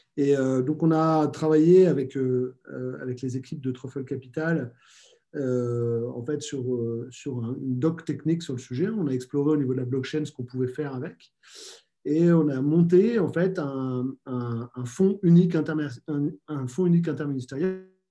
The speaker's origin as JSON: {"language": "French", "country": "France", "said": "chez nous en France"}